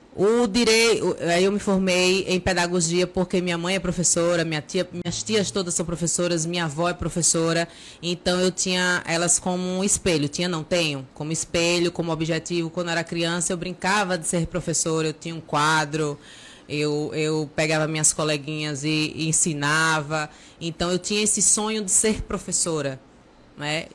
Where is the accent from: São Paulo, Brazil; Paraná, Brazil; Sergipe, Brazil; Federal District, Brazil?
Sergipe, Brazil; Aracaju; now in Nossa Senhora da Glória, Brazil; sou natural de Aracaju, mas é, atualmente Sou cidadã gloriense também